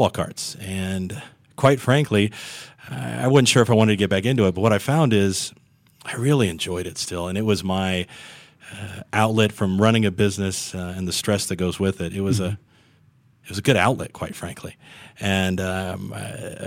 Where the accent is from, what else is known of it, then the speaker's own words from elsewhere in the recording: Dallas, Texas, United States; I'm from Dallas